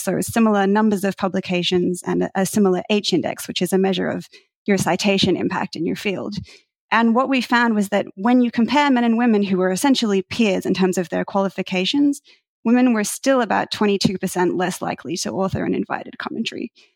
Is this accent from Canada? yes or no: no; Australia; moved away as an adult; now in United States; I'm originally from Australia